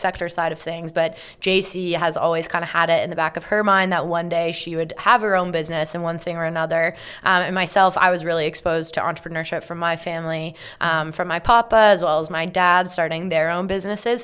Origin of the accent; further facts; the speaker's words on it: Carlisle, Ontario, Canada; I grew up in a small town called Carlisle